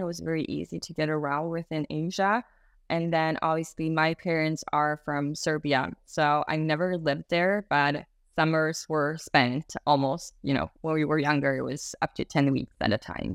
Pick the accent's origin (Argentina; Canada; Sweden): Sweden; I was born and raised in Sweden and then have a different culture in the background